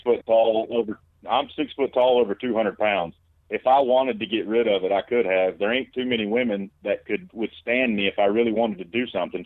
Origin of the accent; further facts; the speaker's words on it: Alabama, United States; I'm from Alabama